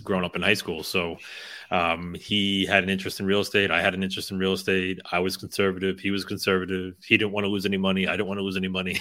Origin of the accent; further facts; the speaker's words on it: United States; we grew up right outside of New York City